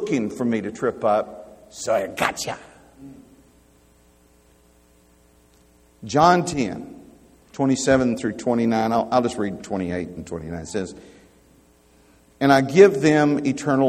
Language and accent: English; United States; I'm an American by birth.